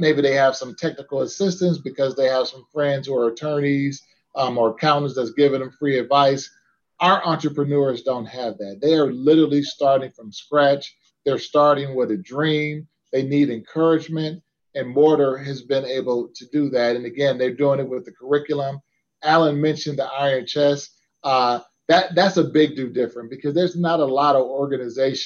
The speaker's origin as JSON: {"language": "English", "town": "Detroit", "region": "Michigan", "country": "United States", "tie": "born or raised there", "moved": "yes", "lives_now": "Cincinnati, United States", "said": "my hometown of Detroit"}